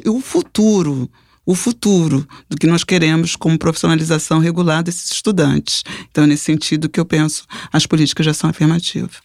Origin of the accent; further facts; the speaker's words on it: Rio de Janeiro, Brazil; eu nasci na Ilha do Governador, então é, minha família é da Ilha do Governador. Eu morava naquela época na casa dos meus pais